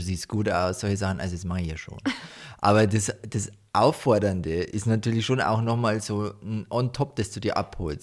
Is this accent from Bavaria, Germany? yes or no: yes; Deggendorf, Bavaria, Germany; Ich komme ja eigentlich nicht aus dem Dorf, wo wir jetzt leben, sondern ich war immer in Deckendorf. Mhm. Und da habe ich halt so halt meine Jugend verbracht